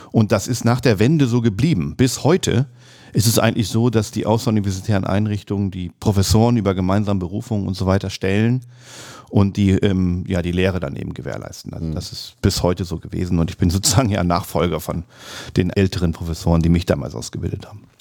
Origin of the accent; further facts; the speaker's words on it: Lower Saxony, Germany; und dann habe ich auch in meiner Heimat Südoldenburg eben angefangen, erst schwarzangelnd